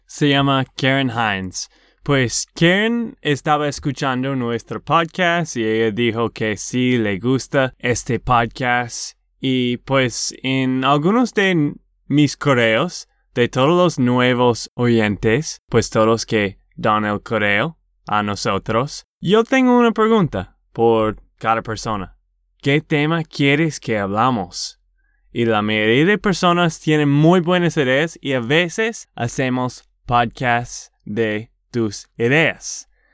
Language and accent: Spanish; Texas, United States; de Texas, Estados Unidos